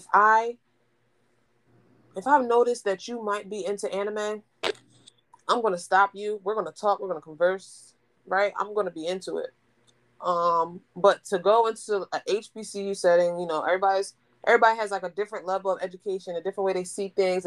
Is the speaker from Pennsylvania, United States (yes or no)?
yes; Philadelphia, Pennsylvania, United States; it's in my hometown